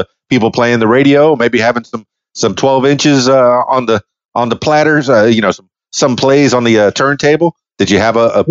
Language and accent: English; Miami, Florida, United States; I know I grew up in Miami, South Florida, real close to Homestead Air Force Base